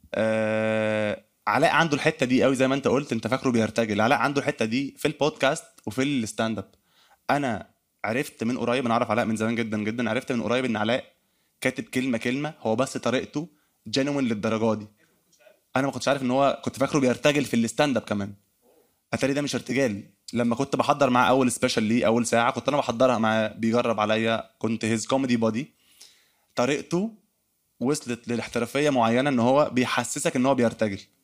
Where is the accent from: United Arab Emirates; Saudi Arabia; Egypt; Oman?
Egypt; accent: Egyptian; لكنتنا المصريه